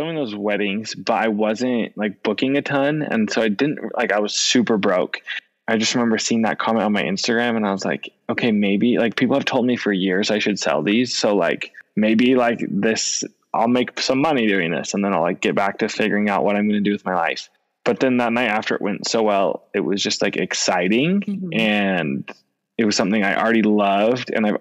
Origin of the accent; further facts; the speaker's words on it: Orem, Utah, United States; also born or lived in Hawaii; I was born and raised in Orem, Utah.